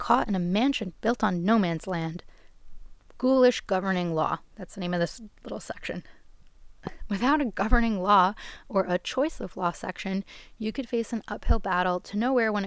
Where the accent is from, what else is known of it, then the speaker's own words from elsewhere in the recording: New York, United States; I'm from New York. My address is here.